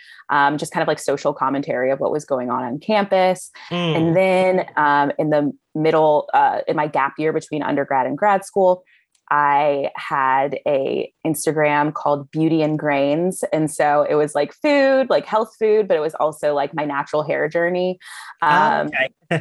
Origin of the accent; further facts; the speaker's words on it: Virginia, United States; I had actually had Trader Joe's in my hometown. I'm originally from Virginia